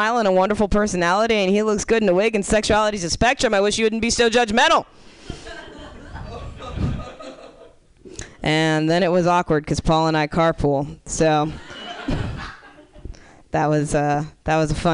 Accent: Miami, Florida, United States; moved away; I grew up in Miami

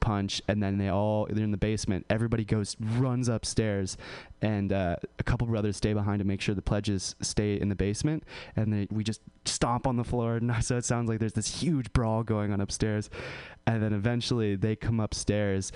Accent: California, United States; born or raised there

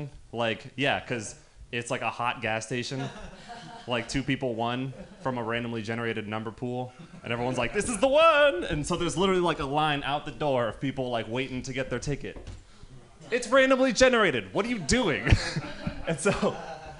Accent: Marin County, California, United States; I'm from Marin County

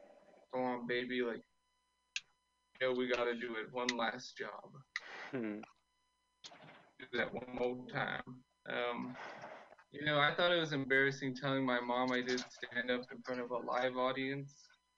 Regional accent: Austin, Texas, United States; I'm from Austin. I think it's been crazy here.

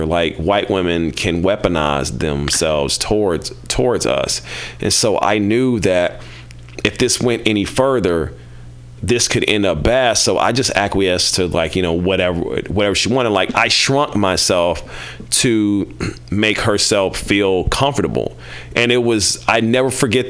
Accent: Kansas City, Missouri, United States; I'm from Kansas City, home of cows and barbecue

